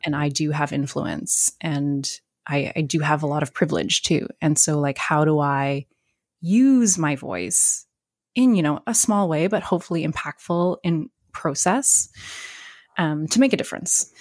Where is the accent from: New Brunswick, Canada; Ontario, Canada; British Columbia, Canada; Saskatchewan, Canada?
New Brunswick, Canada; I grew up in New Brunswick